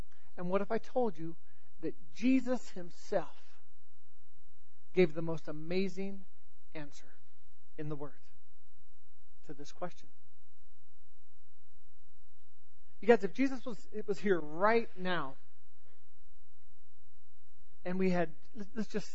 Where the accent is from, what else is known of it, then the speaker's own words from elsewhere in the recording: Southern California, United States; I grew up in Southern California